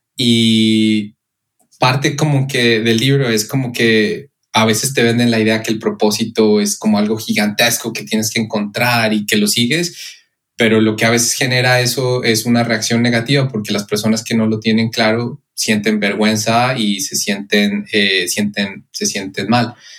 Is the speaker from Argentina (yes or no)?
no; Pasto, Nariño, Colombia; moved away; soy colombiano de la ciudad Pasto